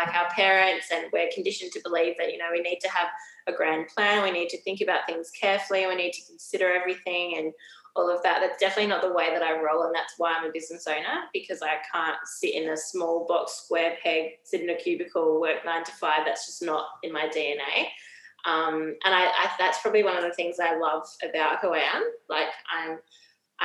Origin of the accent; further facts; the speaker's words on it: Adelaide, South Australia, Australia; moved away as an adult; also born or lived in Sydney / Melbourne; now in Brisbane, Australia; I'm actually from Adelaide.